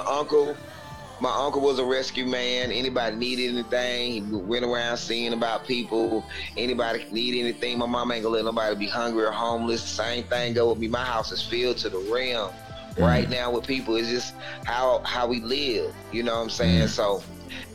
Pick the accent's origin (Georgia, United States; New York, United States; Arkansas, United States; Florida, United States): Georgia, United States; Atlanta; I'm born and bred in Atlanta, Georgia.